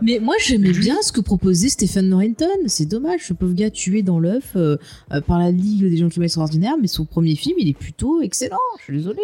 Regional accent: France; chez nous en France

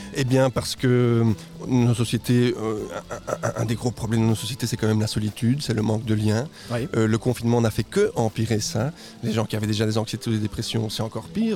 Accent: Guatemala; moved away as an adult; also born or lived in Mexico; now in Belgium; je suis né au Guatemala, je suis moitié mexicain. Ok. Et je suis arrivé en Belgique à 18 ans

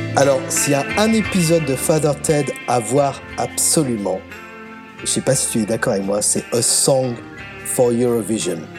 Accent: France; moved away as an adult; also born or lived in Scotland; je suis français

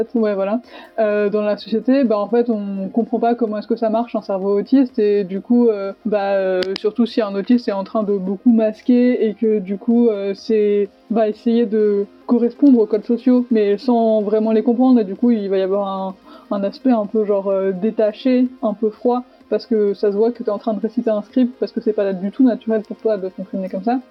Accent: Savoie, Auvergne-Rhône-Alpes, France; now in Nancy, France; je suis savoyarde

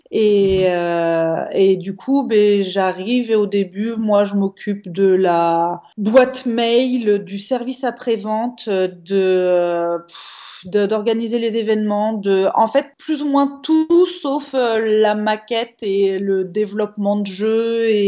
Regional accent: Angers, Pays de la Loire, France; alors moi je viens d'Angers euh, qui est donc dans l'ouest de la France et qui a euh, un petit sport local qui s'appelle la boule de fort.

